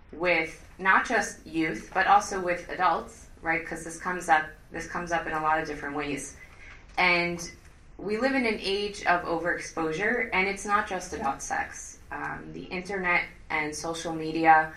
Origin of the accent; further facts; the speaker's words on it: Five Towns, New York, United States; growing up in the Five Towns, we had a takeout place called Mazon